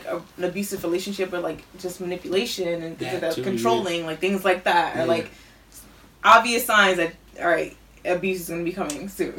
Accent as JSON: {"language": "English", "country": "Jamaica", "said": "First of all, I'm Jamaican."}